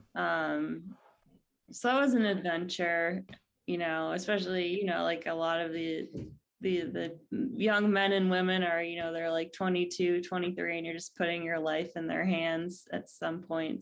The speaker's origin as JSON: {"language": "English", "region": "Ohio", "country": "United States", "tie": "born or raised there", "also_born_or_lived": "California", "moved": "yes", "lives_now": "San Diego, United States", "said": "I grew up in, uh, the Midwest in Ohio"}